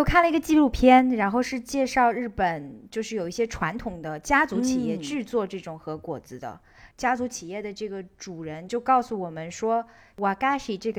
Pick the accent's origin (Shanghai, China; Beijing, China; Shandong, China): Shanghai, China; now in Netherlands; 它跟我小时候在上海吃的一种点心特别的像